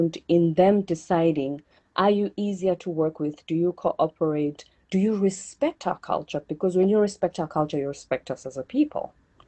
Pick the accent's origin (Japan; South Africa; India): South Africa; moved away as an adult; also born or lived in South Korea; I come from South Africa